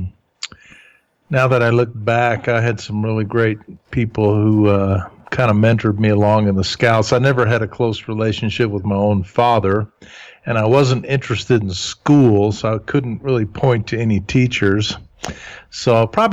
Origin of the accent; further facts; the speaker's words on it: Huntsville, Alabama, United States; first language German; English is a second language; I was born and raised in Huntsville, Alabama.